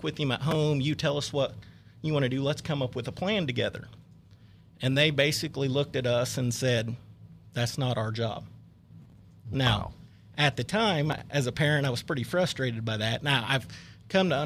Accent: Newkirk, Oklahoma, United States; I'm from Oklahoma originally. I actually grew up in a small farming town in north central Oklahoma, Newkirk, by Ponca City.

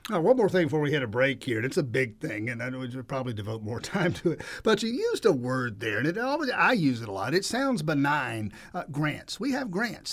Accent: Cairo, Grady County, Southwest Georgia, United States; I'm from South Georgia, Southwest Georgia, over there in K Rogue, Grady County

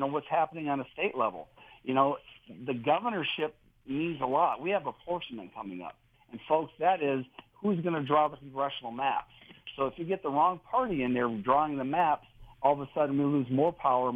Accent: Erie, Pennsylvania, United States; I grew up in near Erie, Pennsylvania, northwestern Pennsylvania

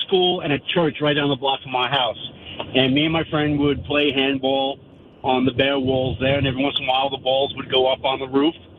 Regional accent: Valley Stream, New York, United States; where I grew up in Valley Stream

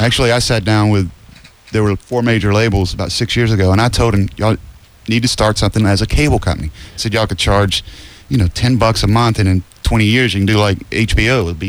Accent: Georgia, United States; We're from Georgia.

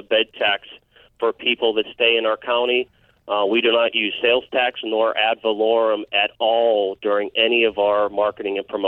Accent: Pittsburgh, Pennsylvania, United States; now in Bradenton, United States; I'm born and raised in Pittsburgh

